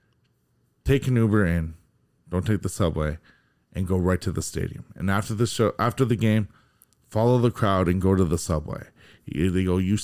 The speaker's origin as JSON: {"language": "English", "town": "Toronto", "region": "Ontario", "country": "Canada", "said": "you're from Toronto? Yeah."}